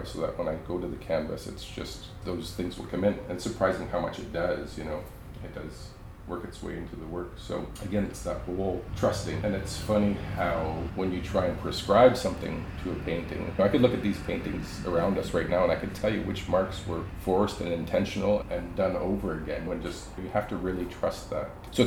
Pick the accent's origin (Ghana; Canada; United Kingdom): Canada; Belle River, Ontario; moved away as an adult; also born or lived in Vancouver, British Columbia; now in Smithers, Canada; I'm originally from Bell River, Ontario, just outside of Windsor